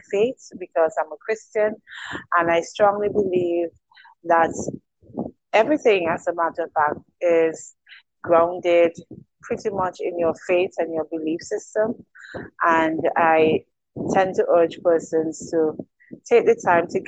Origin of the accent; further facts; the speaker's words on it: St. Vincent & Grenadines; I am an island girl. I'm from the Eastern Caribbean. St. Vincent and the Grenadines, to be exact